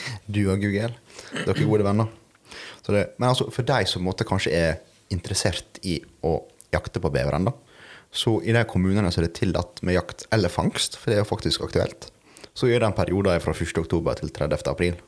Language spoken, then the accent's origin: Norwegian; Sandsøya, Møre og Romsdal, Norway; jeg kommer fra Sandsøya